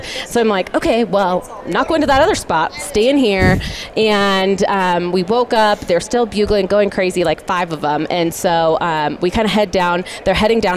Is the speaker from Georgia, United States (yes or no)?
no; Oregon, United States; moved away as an adult; now in Utah, United States; I'm born and raised in Oregon, from Oregon.